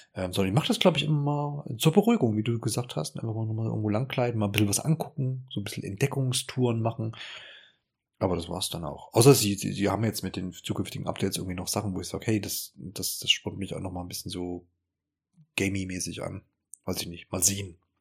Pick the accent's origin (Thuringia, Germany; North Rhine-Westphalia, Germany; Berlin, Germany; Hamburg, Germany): Thuringia, Germany; Erfurt; von Ingolstadt nach Erfurt, meine Heimatstadt